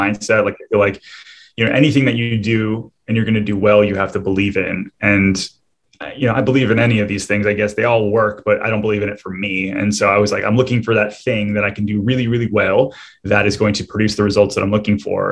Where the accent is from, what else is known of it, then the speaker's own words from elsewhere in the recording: Michigan, United States; moved away as an adult; now in Orlando, United States; I'm originally from Michigan, and uh, I, had, I, built a business up there